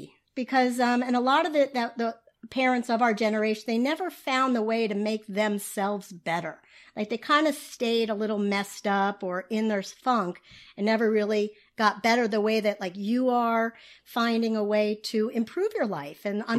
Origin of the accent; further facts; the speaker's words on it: Beverly Hills, California, United States; A lot of it is from our experience, I think, from growing up in Beverly Hills by having money and having all these things